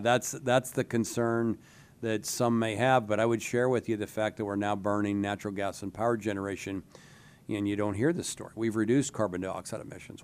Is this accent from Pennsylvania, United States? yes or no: yes; DuBois, Pennsylvania, United States; I grew up in Du Bois, about a hundred and forty miles north, a little bit west of, uh, Harrisburg